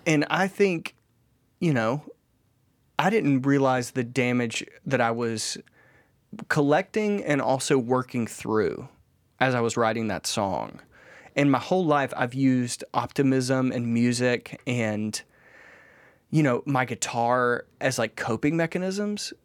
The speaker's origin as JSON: {"language": "English", "country": "United States", "said": "we grew up, like, proud Americans"}